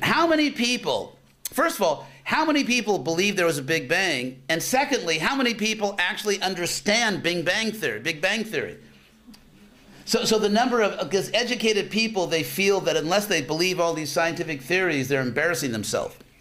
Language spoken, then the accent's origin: English; Los Angeles, California, United States; I'm from Los Angeles